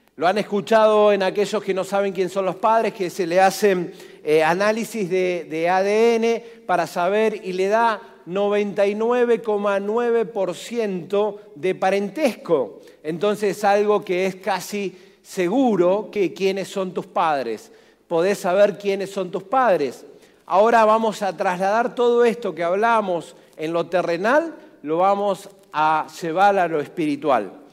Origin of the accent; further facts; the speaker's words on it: Argentina; nací en el barrio Villanueva, barrios de guapos.